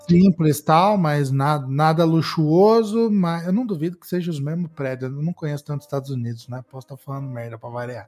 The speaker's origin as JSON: {"language": "Portuguese", "town": "São Carlos", "region": "São Paulo", "country": "Brazil", "tie": "born or raised there", "moved": "yes", "said": "na minha cidade natal, né? Parece que eu saí de lá faz muito tempo. Mas em São Carlos"}